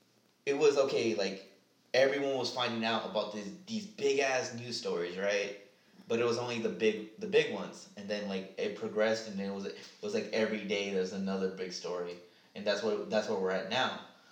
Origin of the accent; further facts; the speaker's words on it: Philadelphia, Pennsylvania, United States; Yeah, you know I'm from Philadelphia, right?